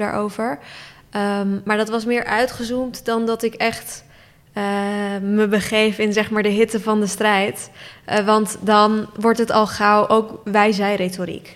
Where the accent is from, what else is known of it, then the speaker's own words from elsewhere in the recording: Turkey; now in Netherlands; ik ben geboren in Turkije